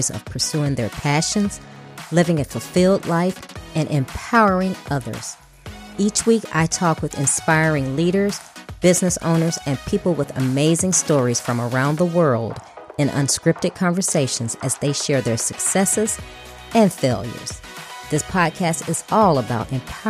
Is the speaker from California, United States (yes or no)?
no; Chicago, Illinois, United States; I'm from Chicago. So I'm of the generation of the Walter Paytons of the world